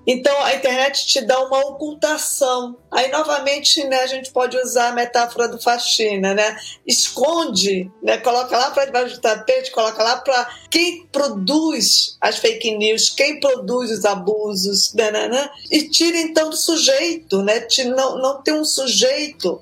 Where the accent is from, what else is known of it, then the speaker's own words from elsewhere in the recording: Belém, Pará, Brazil; Eu, eu, eu nasci em Belém do Pará